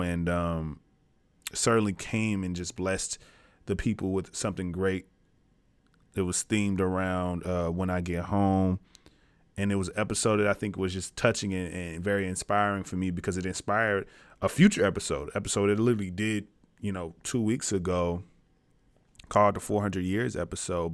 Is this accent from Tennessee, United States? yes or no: yes; Tennessee, United States; I'm from Tennessee.